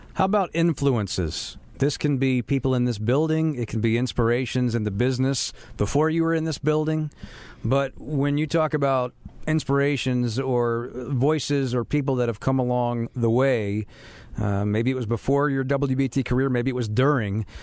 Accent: Charlotte, North Carolina, United States; I grew up in Charlotte, so I know exactly how things were to me back in 1987

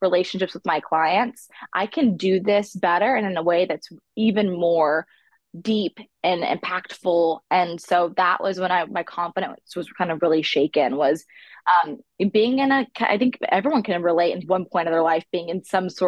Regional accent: the South, United States; I'm from the South

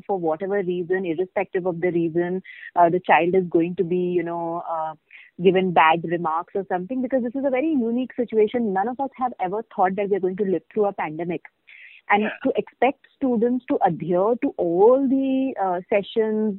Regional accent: India; as Indian parents

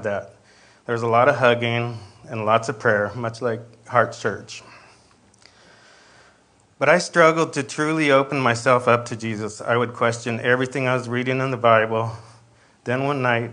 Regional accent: Escondido, California, United States; I was born and raised in Escondido with four siblings.

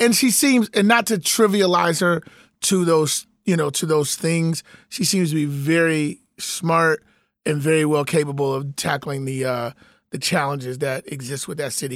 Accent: Chicago, Illinois, United States; my city, Chicago, shout out to my city, my hometown

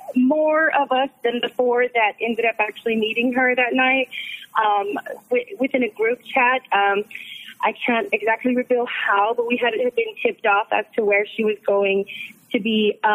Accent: Dallas, Texas, United States; now in San Antonio, United States; I actually live in San Antonio, but I'm originally from Dallas.

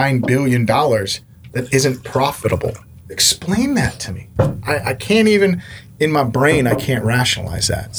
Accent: Houston, Texas, United States; also born or lived in Middle East / Seattle; growing up in Houston

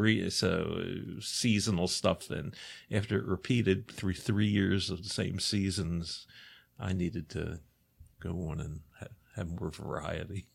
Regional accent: Baltimore, Maryland, United States; I'm, you know, born and bred. I grew up in Baltimore City

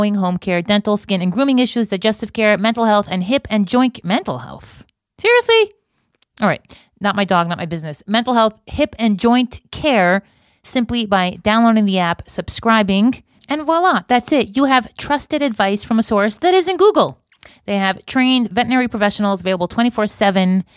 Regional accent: Miami Beach, Florida, United States; now in Israel; Miami Beach, my hometown

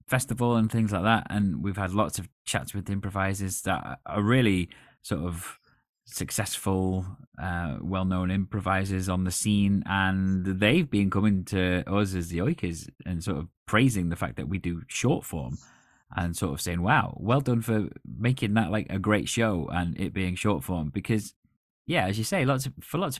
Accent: United Kingdom; as a British person

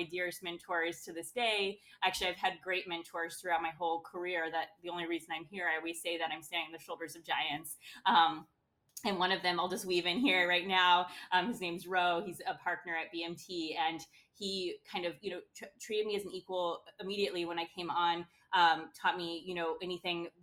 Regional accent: Midwest, United States; also born or lived in London, United Kingdom / New York, United States; now in Chicago, United States; that hard work ethic that you kind of do get from growing up in the Midwest

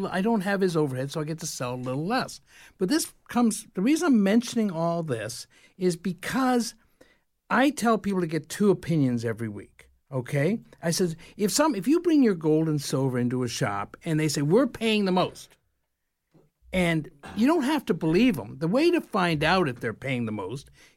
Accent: Canada

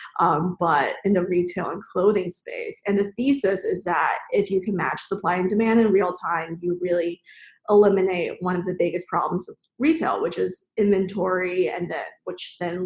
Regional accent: suburbs in Maryland, United States; also born or lived in China; I grew up in China, moved to the U.S. in elementary school where I was then in the suburbs in Maryland

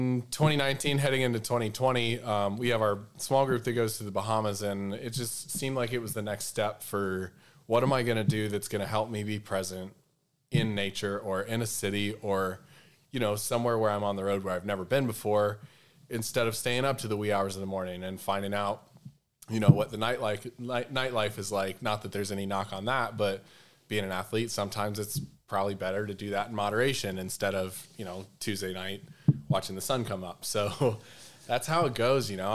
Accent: Southeast, United States; I grew up in the Southeast

